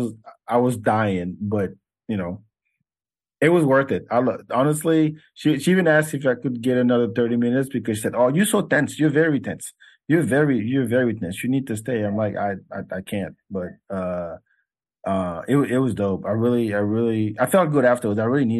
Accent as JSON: {"language": "English", "country": "Senegal", "tie": "born there", "said": "But I was born in Senegal."}